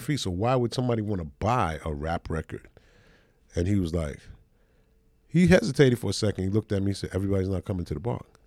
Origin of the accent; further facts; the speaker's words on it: New York City, New York, United States; I'm from Brooklyn. We don't have the Zulu Nation.